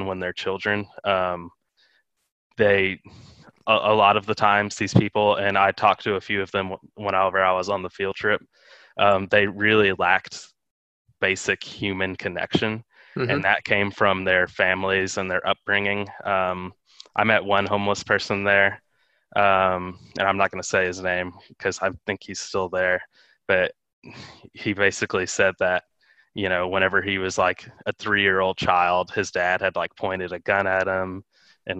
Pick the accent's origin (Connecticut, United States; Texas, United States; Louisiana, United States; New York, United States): Texas, United States; Houston; now in Austin, United States; I grew up in Houston where, you know, there's a pretty good homeless population